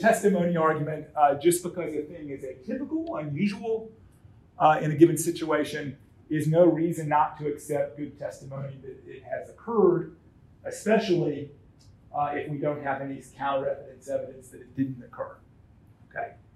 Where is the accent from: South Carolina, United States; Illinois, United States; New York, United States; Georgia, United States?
Georgia, United States; Atlanta; now in St. Paul, United States; I, I, live in St. Paul, Minnesota, but I was born and raised in Atlanta, Georgia